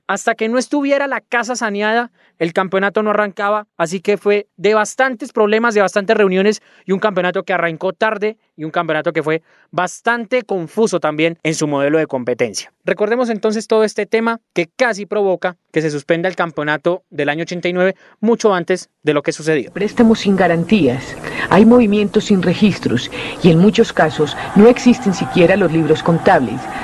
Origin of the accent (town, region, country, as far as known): Colombia